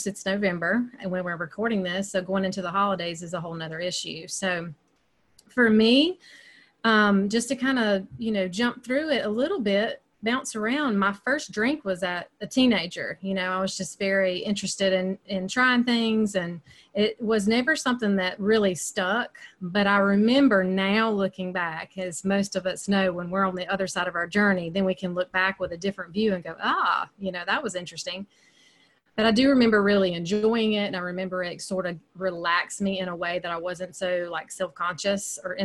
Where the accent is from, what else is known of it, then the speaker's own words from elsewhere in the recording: upstate South Carolina, United States; accent: Southern; I live in the upstate of South Carolina, and you can probably tell by my accent, there's some Southern there. I've lived here my entire life. I'm definitely kind of what they call homegrown